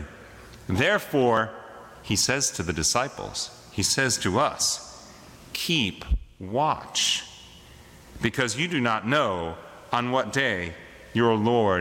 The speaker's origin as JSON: {"language": "English", "region": "Wyoming", "country": "United States", "said": "We're from Wyoming."}